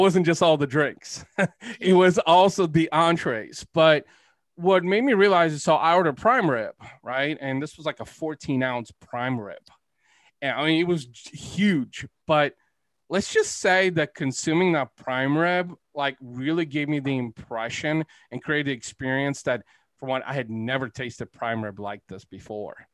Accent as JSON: {"language": "English", "country": "Bulgaria", "tie": "born or raised there", "moved": "yes", "said": "I'm Eastern European. I was born in Bulgaria, actually."}